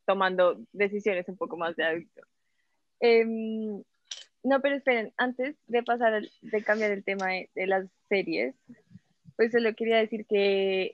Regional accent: Colombia

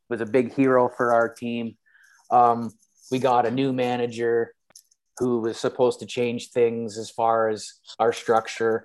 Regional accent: Canada; being Canadian

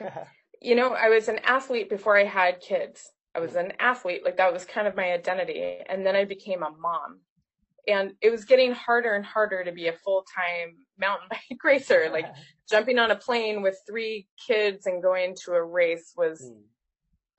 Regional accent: Nova Scotia, Canada; I grew up in Nova Scotia in Canada.

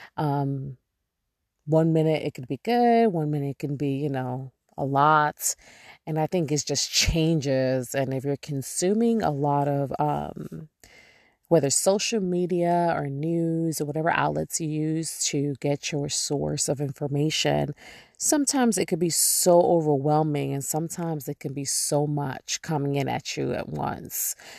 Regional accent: New York, United States; moved away; I'm born and raised there

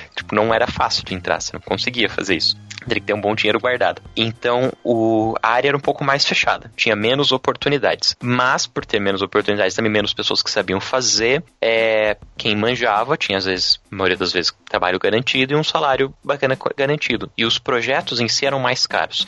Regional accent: São Paulo, Brazil; now in Curitiba, Brazil; eu sou de São Paulo, na verdade, mas moro aqui já faz um tempo.

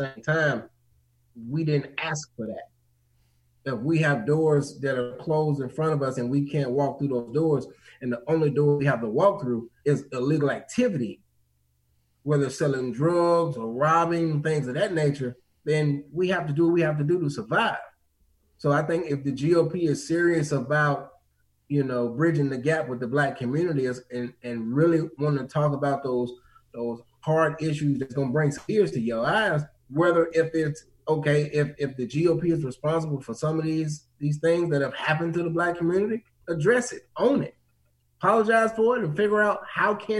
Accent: Mississippi, United States; now in Maryland, United States; I'm not from Maryland, so I am born and raised in Mississippi, so I grew up with racism

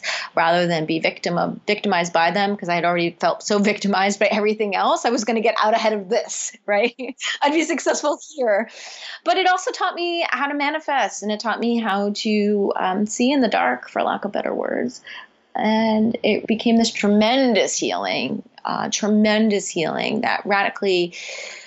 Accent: East Coast, United States; moved away as an adult; also born or lived in California; I grew up on the East Coast, and I moved to California

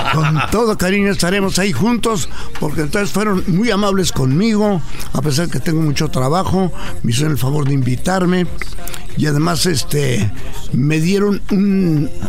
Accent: Ciudad Juárez, Chihuahua, Mexico; born or raised there

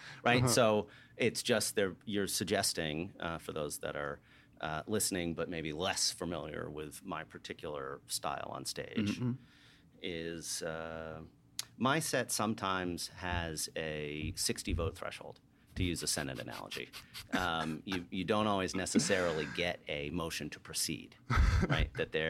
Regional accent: New York, United States; moved away as an adult; now in Atlanta, United States; So I came from New York, came to Atlanta, was an undergrad here in college

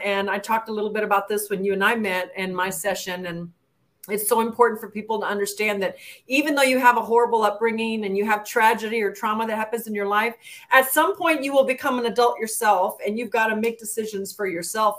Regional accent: El Paso, Texas, United States; I'm a border town gal. I grew up in El Paso

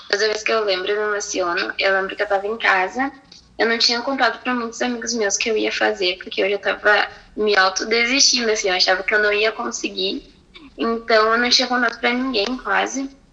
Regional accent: Porto Alegre, Rio Grande do Sul, Brazil; Eu nasci aqui em Porto Alegre

